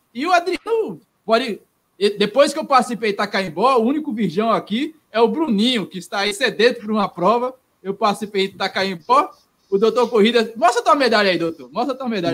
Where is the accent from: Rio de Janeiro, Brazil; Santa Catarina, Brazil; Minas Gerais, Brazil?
Minas Gerais, Brazil; eu como mineiro